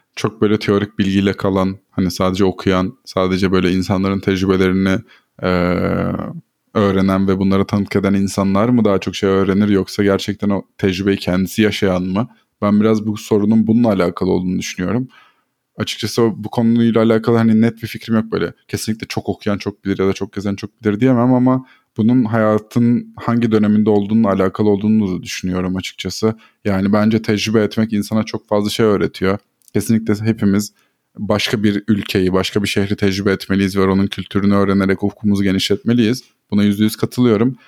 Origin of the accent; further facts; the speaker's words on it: Black Sea Region, Turkey; also born or lived in Ordu; now in Istanbul, Turkey; Karadenizliyim zaten